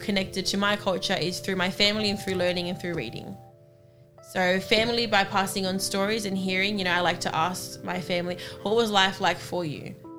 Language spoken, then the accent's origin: English; Australia; I'm Australian.